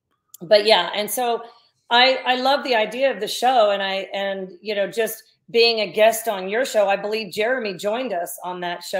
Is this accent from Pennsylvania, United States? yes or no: no; Columbus, Ohio, United States; born there; also born or lived in New Jersey; Columbus, that's where Dad was the Buckeye.